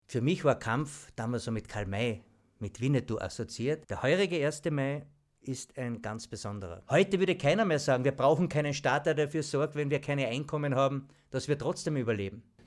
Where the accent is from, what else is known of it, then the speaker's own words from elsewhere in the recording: Klagenfurt, Carinthia, Austria; Ich bin in Weidmersdorf am Baumbachplatz aufgewachsen